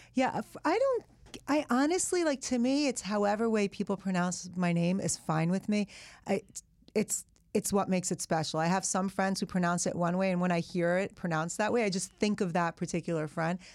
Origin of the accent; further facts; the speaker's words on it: United States; English is a second language; also born or lived in Iran; I'd spent half of elementary school, all of middle school, all of high school in America